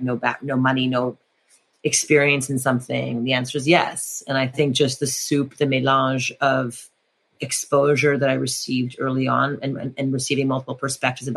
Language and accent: English; Montreal, Quebec, Canada; And I grew up in French Montreal in French Canada.